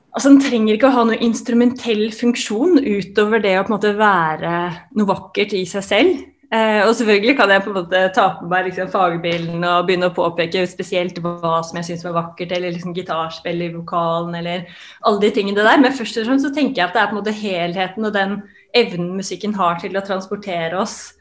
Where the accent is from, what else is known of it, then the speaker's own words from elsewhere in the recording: Oslo, Norway; Jeg kom jo opprinnelig også fra Grorud, der Oddrun eh, kommer fra, som er et veldig sånn multikulturelt eh, samfunn på mange måter. Og det å på en måte bli, ha blitt eksponert i tidlig alder for ulike kulturer